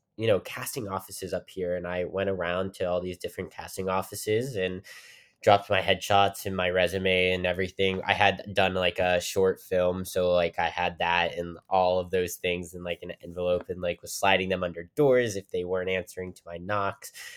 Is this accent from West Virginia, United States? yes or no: yes; Weirton, West Virginia, United States; also born or lived in Pittsburgh, Pennsylvania; I, I'm from Weirton, West Virginia